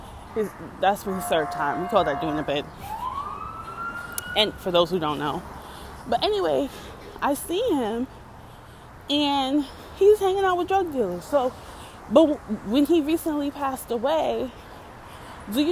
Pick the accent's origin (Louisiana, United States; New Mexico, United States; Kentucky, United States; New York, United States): New York, United States; New York City; also born or lived in Yonkers; I am somebody from the Bronx and Harlem. I am somebody from the hood.